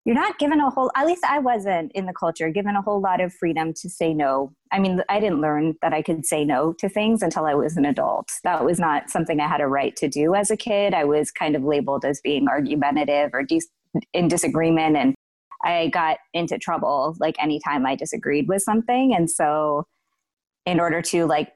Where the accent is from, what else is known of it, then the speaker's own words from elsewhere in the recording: United States; I was born in the States. Yeah. So I was born in the States